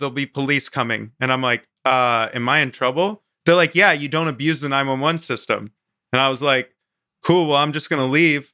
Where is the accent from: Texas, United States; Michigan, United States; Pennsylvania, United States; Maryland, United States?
Maryland, United States; moved away; also born or lived in Vermont; I grew up in Maryland on the Mason-Dixon line and then moved up to Vermont